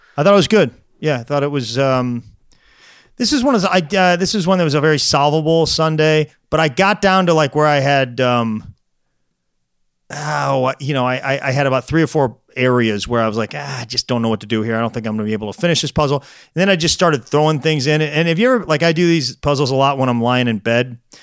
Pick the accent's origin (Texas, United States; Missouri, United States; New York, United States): Missouri, United States; St. Louis; he's got some Saint Louis ties, actually, in my hometown